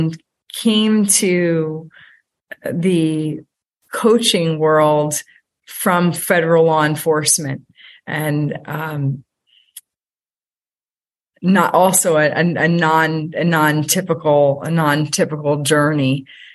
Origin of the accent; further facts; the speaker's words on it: Allentown, Pennsylvania, United States; I grew up in Allentown, Pennsylvania, by a single mom